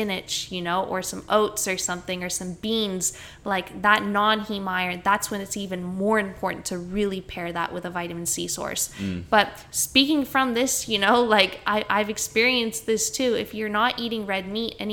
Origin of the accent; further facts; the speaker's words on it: Canada; now in Australia; I grew up in Canada